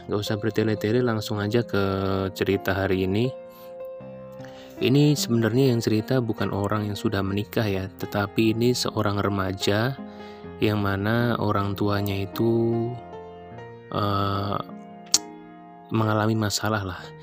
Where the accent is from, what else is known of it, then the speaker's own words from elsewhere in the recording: Central Java, Indonesia; Aku ini berasal dari Jawa Tengah.